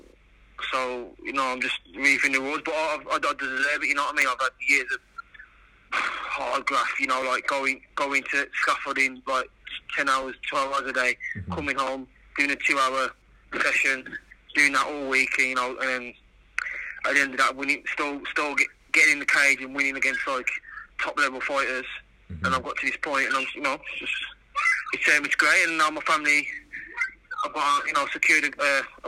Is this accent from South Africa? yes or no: no; Wolverhampton, West Midlands, United Kingdom; born or raised there